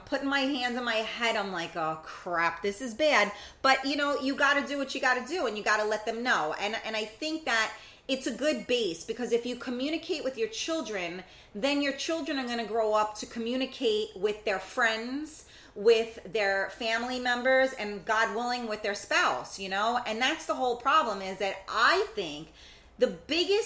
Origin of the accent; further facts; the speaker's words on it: New York City, New York, United States; I'm from the Bronx